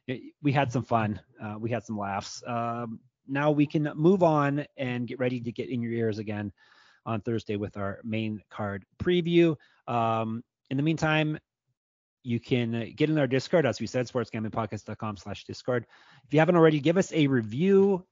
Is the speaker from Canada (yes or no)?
yes; Canada; I see I'm Canadian. I don't know all the cities in Georgia